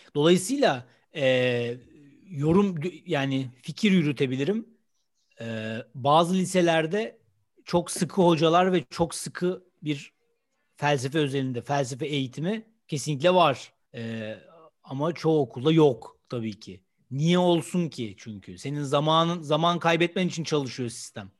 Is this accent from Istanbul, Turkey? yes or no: yes; Istanbul, Turkey; Ben İstanbulluyum.